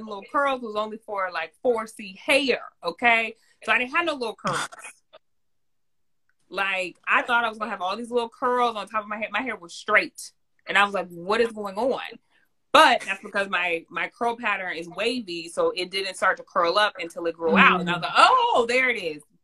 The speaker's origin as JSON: {"language": "English", "region": "California", "country": "United States", "tie": "born or raised there", "also_born_or_lived": "New York", "moved": "yes", "said": "I grew up in California, loved the sun, was always in the sun."}